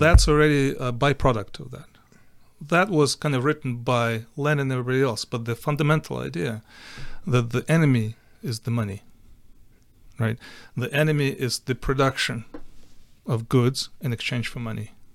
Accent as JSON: {"language": "English", "region": "Western Ukraine", "country": "Ukraine", "tie": "born or raised there", "also_born_or_lived": "Siberia, Russia / Boston / California", "second_language": "English", "moved": "as an adult", "lives_now": "Texas, United States", "said": "I was born in Ukraine, in the western part of Ukraine. Uh, I grew up there, but I also grew up in Siberia, in Russia, when I was about seven years old. For three years, we lived there with the family."}